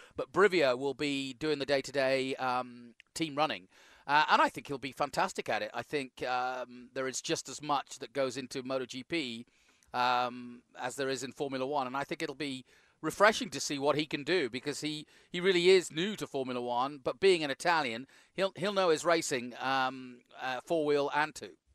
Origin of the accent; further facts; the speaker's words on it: United Kingdom; as a Brit